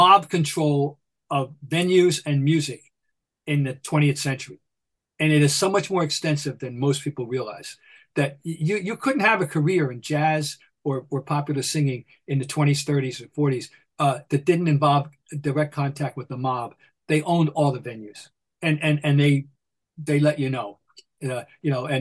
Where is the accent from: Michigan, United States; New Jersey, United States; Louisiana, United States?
New Jersey, United States; Trenton; my hometown, Trenton, New Jersey.